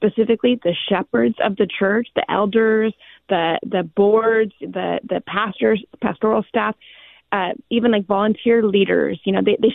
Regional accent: Clovis, California, United States; my hometown

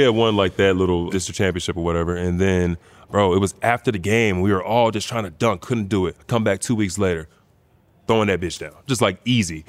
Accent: Bedford, Texas, United States; moved away; Bedford, man. H E B. That's where I'm from

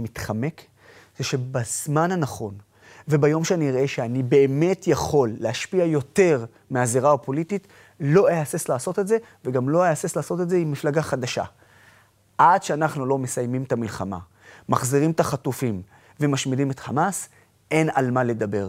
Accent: Israel; אני ערבי שבא מישראל

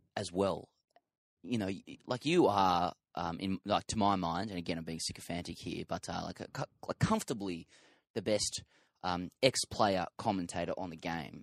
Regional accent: Sydney, New South Wales, Australia; I'm from Sydney

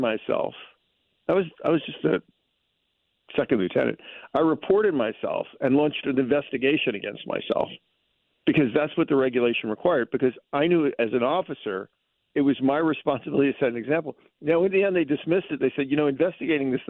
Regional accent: the South, United States; in the South, we had a saying

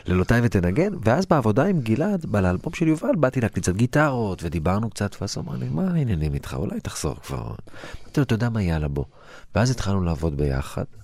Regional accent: Lod, Central District, Israel; הגעתי מלוד, ההורים שלי עלו מגיאורגיה, מכפר

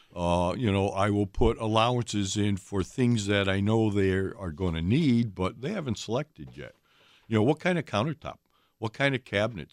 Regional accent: Ohio, United States; now in Wisconsin, United States; I grew up in Ohio

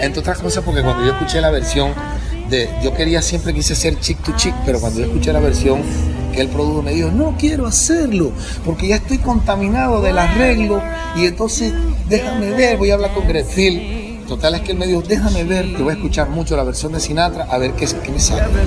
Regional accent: Cartagena, Bolívar, Colombia; yo soy cartagenero

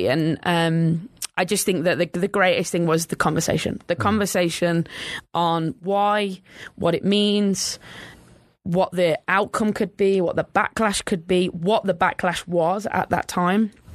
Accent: England, United Kingdom; I think growing up in England

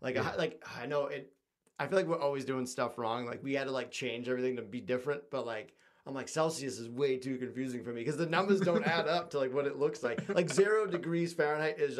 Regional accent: Boston, Massachusetts, United States; accent: Boston; out in Boston. Like, because my accent is like very distinct

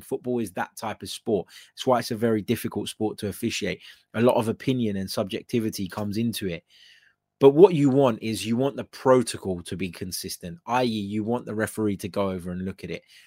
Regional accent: United Kingdom; I'm British, um, you know, I've, uh, I've raised in, in Britain

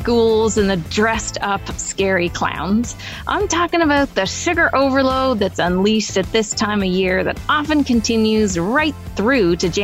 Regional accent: Toronto, Ontario, Canada; here in my hometown of Toronto

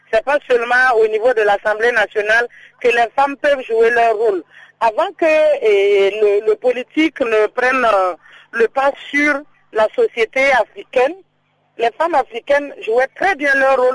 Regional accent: Burkina Faso; chez nous, au Burkina, ici

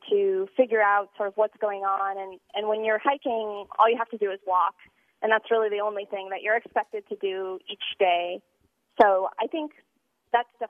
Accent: California, United States; now in Utah, United States; I grew up in California, so I always hiked as a kid. But moving to Utah

